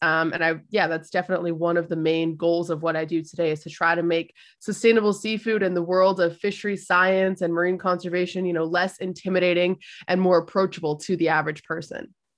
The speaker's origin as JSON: {"language": "English", "country": "Canada", "tie": "born or raised there", "said": "I was born in Canada, like, my family comes from those islands"}